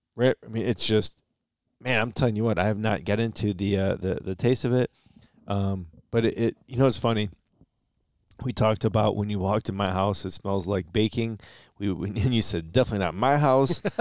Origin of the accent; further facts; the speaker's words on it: Michigan, United States; we're from Michigan